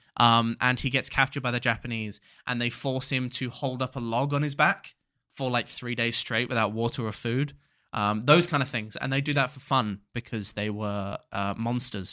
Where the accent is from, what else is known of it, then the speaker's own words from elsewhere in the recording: United Kingdom; growing up especially in a small village where a lot of people were old